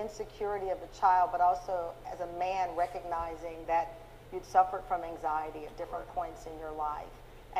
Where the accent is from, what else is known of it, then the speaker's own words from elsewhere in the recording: Luling, Texas, United States; I grew up in Luling, Texas, at a single mom who was 19 years old.